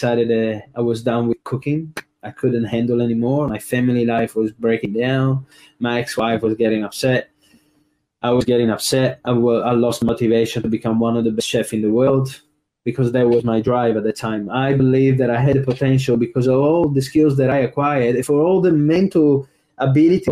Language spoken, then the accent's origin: English; Trieste, Friuli-Venezia Giulia, Italy; first language Italian; English is a second language; moved away as an adult; also born or lived in Melbourne, Australia; now in Australia; working in my hometown, Trieste